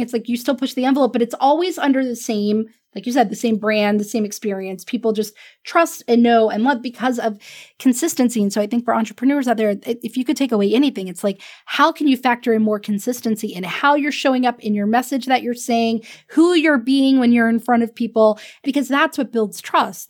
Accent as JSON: {"language": "English", "town": "Pensacola", "region": "Florida", "country": "United States", "said": "I'm from Pensacola, Florida"}